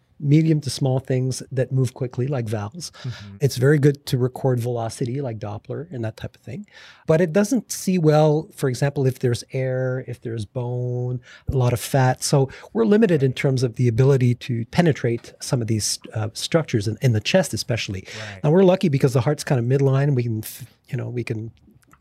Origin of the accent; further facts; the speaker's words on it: Montreal, Quebec, Canada; moved away as an adult; also born or lived in Toronto; now in Arizona, United States; I'm originally from Montreal